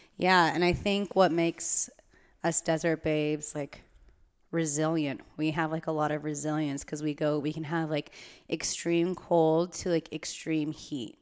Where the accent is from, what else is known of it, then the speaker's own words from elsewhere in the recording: California, United States; as a Californian